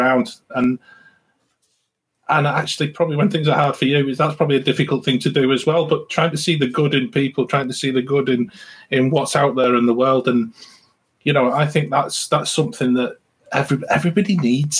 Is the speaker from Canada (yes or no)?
no; England, United Kingdom; we come from England